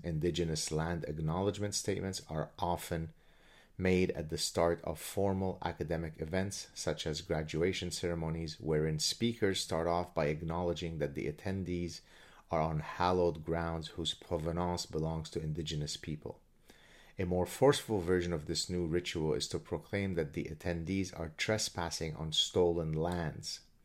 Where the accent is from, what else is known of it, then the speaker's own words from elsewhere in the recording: Lebanon; moved away; I come from Lebanon. I've experienced horrible things growing up in Lebanon